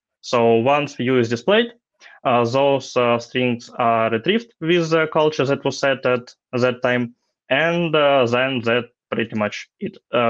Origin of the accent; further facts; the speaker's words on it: Ukraine; I'm software engineer from Ukraine